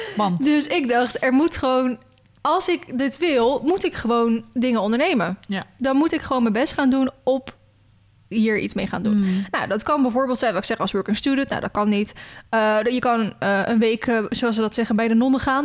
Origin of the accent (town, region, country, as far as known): Netherlands